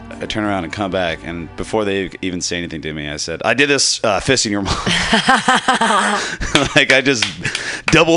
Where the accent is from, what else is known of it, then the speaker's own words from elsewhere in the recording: Novato, California, United States; moved away as an adult; also born or lived in Berkeley; now in San Francisco, United States; I'm from Novato